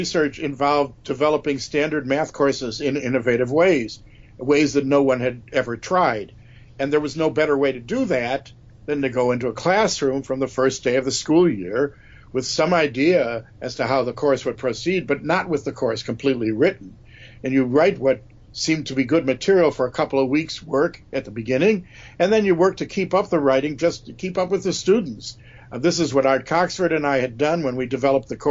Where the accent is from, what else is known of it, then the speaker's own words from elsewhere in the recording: Chicago, Illinois, United States; I'm a Chicagoan by birth.